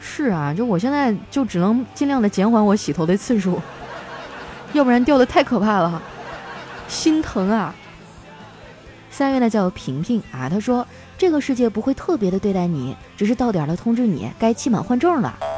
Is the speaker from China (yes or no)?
yes; Northeast China, China; 我们东北人脾气火爆哈，在全国都是出了名儿的